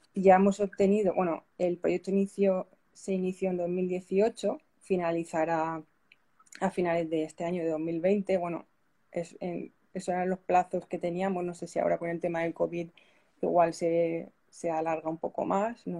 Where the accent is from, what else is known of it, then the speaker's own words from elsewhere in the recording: Pilar de la Horadada, Valencian Community, Spain; also born or lived in Loja, Ecuador; mi pueblo, yo soy de, Pilar de la Horadada